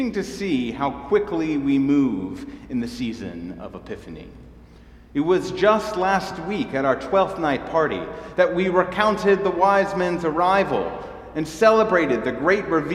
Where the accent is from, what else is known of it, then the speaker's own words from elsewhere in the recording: Asheville, North Carolina, United States; growing up in Asheville